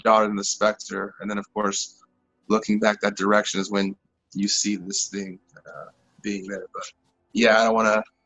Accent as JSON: {"language": "English", "town": "Nevada", "country": "United States", "tie": "born or raised there", "said": "my hometown, a little country town called Nevada"}